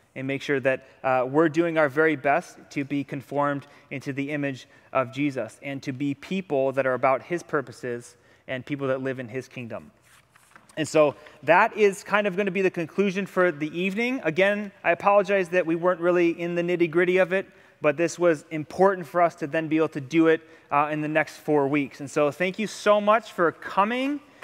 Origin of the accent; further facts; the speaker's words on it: Ohio, United States; now in Hawaii, United States; I'm from Ohio